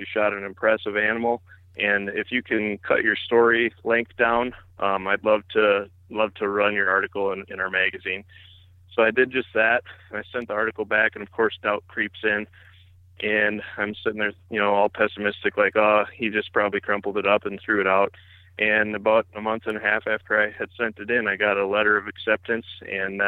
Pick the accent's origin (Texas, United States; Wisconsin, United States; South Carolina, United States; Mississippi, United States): Wisconsin, United States; Antigo; I live in Antigo, Wisconsin. It's just a small community in kind of north central Wisconsin. I grew up here